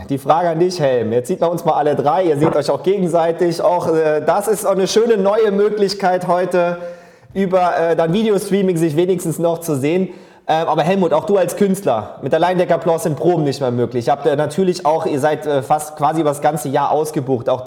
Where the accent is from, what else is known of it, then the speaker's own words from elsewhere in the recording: Trier, Rhineland-Palatinate, Germany; Ich bin zwar gebürtiger Trierer und ist auch wirklich hart.